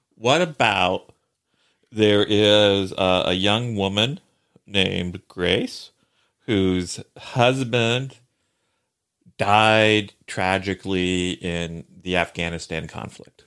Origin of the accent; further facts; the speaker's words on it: Columbus, Indiana, United States; my hometown, uh, uh, Columbus, Indiana